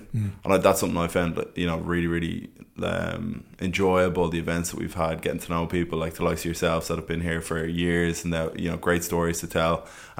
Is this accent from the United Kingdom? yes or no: no; Dublin, Leinster, Ireland; moved away as an adult; now in Stockholm, Sweden; I think as well, because I was from Dublin, as you said, I went to Belvo. So I went to school very much in centre Dublin. Then I went to Trinity.